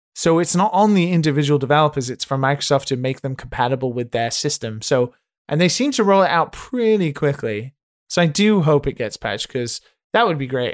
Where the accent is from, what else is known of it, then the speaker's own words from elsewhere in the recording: United Kingdom; me as a Brit